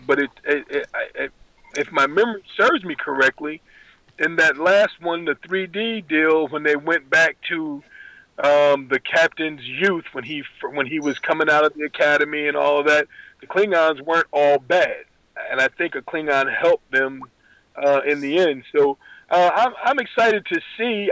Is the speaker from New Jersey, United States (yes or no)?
yes; New Jersey, United States; I grew up in New Jersey